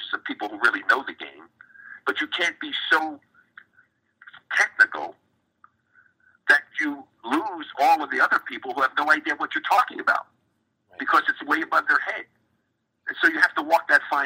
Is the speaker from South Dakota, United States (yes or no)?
no; New Jersey, United States; moved away as an adult; also born or lived in Miami / Bay Area; I grew up in New Jersey